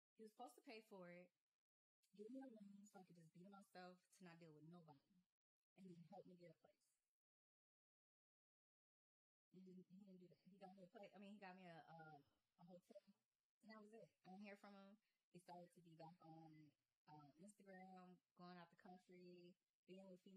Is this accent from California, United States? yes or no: no; Gary, Indiana, United States; accent: country; moved away as an adult; also born or lived in Houston; now in Atlanta, United States; Indiana is not where I'm from. I'm from Gary, Indiana.